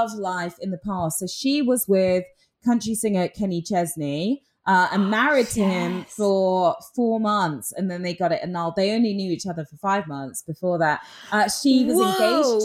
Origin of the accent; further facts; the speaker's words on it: England, United Kingdom; moved away; being English